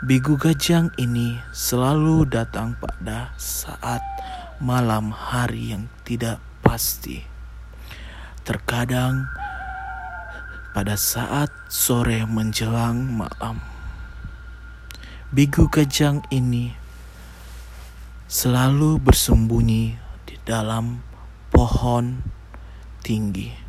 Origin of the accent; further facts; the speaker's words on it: Samosir, North Sumatra, Indonesia; Cerita berawal dari daerah saya di daerah Sum Samosir.